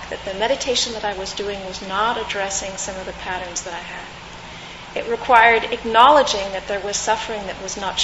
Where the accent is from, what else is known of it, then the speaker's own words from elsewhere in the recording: California, United States; I grew up in California